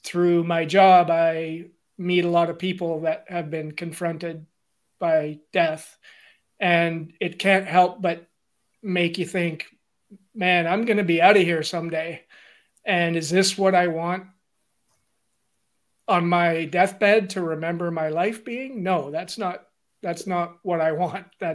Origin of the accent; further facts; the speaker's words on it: Mattawa, Ontario, Canada; I'm originally from Northern Ontario. I'm born and raised in Mattawa